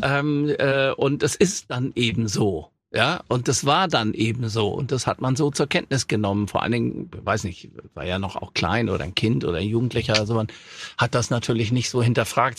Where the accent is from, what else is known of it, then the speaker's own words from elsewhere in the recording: Hamburg, Germany; also born or lived in Offenbach; in Hamburg-Langenhorn, wo ich groß geworden bin